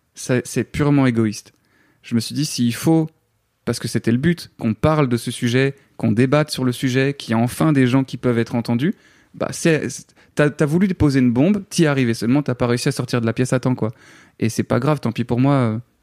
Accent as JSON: {"language": "French", "town": "Namur", "region": "Wallonia", "country": "Belgium", "moved": "as an adult", "lives_now": "Paris, France", "said": "tu quittes tous tes repères en tant que Belge, tu quittes ton pays"}